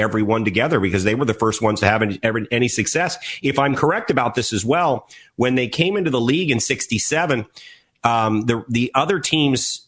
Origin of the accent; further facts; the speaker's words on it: Washington, District of Columbia, United States; growing up in Washington